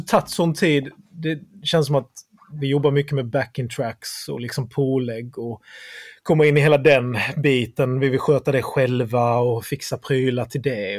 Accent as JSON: {"language": "Swedish", "town": "Sölvesborg", "region": "Blekinge", "country": "Sweden", "said": "vi är från eh, Sölvesborg"}